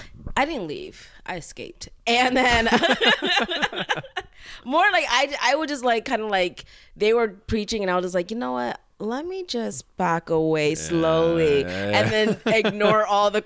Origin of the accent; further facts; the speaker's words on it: Florida, United States; But the south, like South Florida.